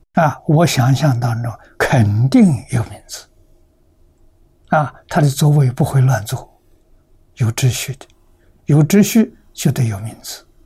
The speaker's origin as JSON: {"language": "Chinese", "country": "China", "said": "我们中国人"}